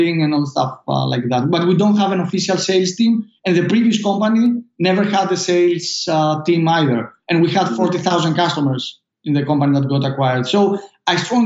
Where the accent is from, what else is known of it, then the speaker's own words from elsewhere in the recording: Greece; accent: Greek; English is a second language; moved away as an adult; now in United States; my Greek accent